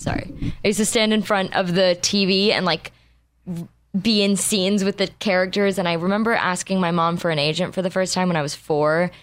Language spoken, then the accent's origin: English; Los Angeles, California, United States; We were born and raised here